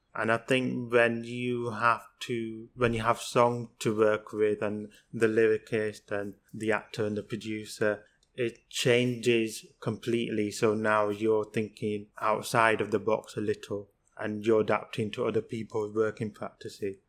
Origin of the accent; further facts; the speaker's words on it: Pakistan; I'm from Pakistan